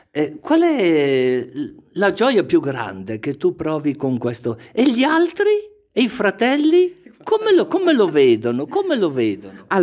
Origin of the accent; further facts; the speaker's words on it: Pisogne, Lombardy, Italy; moved away as an adult; now in Capriolo, Italy; Io sono originaria di Pisogne. Pisogne, sul lago.